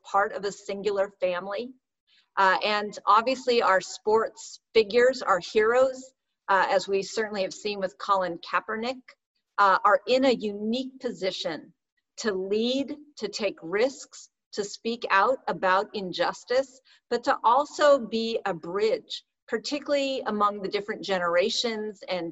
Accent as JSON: {"language": "English", "town": "Oakland", "region": "California", "country": "United States", "tie": "born or raised there", "said": "born and raised in Oakland"}